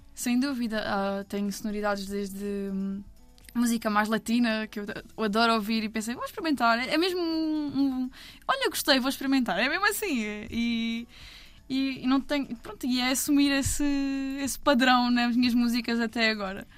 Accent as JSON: {"language": "Portuguese", "town": "Albufeira", "region": "Algarve", "country": "Portugal", "tie": "born or raised there", "also_born_or_lived": "Odemira, Alentejo", "said": "sou da Albufeira"}